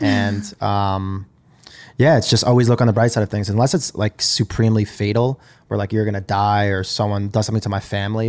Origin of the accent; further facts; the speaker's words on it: Long Island, New York, United States; I grew up in Long Island in New York.